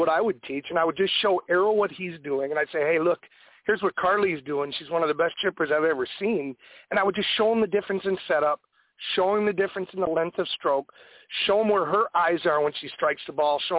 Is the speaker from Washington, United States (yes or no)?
no; Binghamton, New York, United States; moved away as an adult; now in Coral Springs, United States; I came up to my hometown and it's got to be 20 years ago to start teaching.